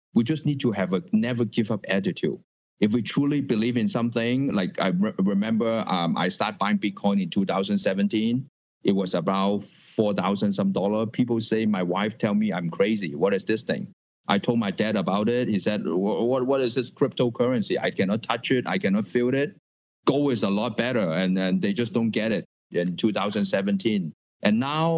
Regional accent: Hong Kong; moved away; I was born in Hong Kong

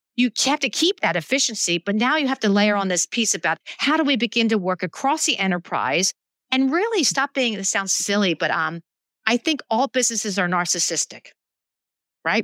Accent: Philadelphia, Pennsylvania, United States; I grew up in Philadelphia

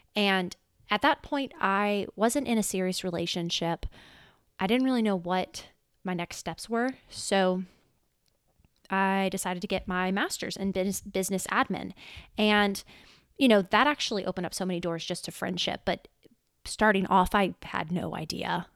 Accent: Louisiana, United States; also born or lived in California; I was born in California. However, we moved to Louisiana in twen-, two thousand. And, yeah, I've been in Louisiana ever since

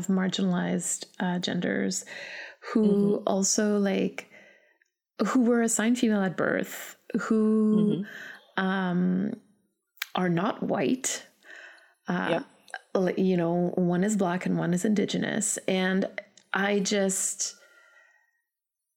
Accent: Canada; so I'm Canadian

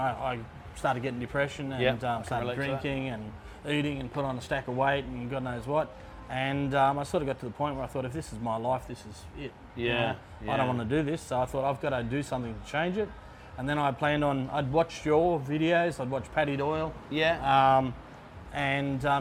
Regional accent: Penrith, New South Wales, Australia; now in Pattaya, Thailand; I'm from Sydney, or 50 k's west of Sydney, Penrith.

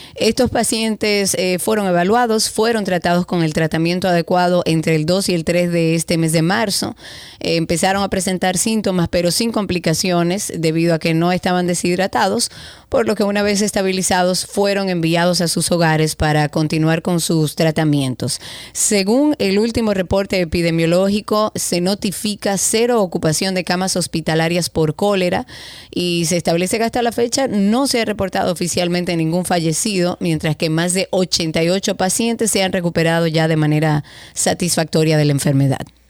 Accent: Dominican Republic; nuestro orgullo de ser dominicano

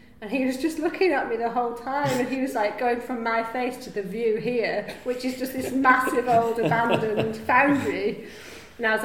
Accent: Yorkshire and the Humber, United Kingdom; moved away as an adult; also born or lived in Boston; I grew up in North Yorkshire

